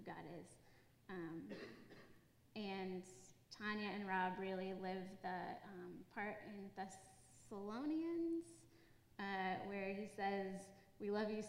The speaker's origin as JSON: {"language": "English", "region": "New England", "country": "United States", "moved": "as an adult", "lives_now": "Virginia, United States", "said": "I'm from New England, so I'm not a Virginian."}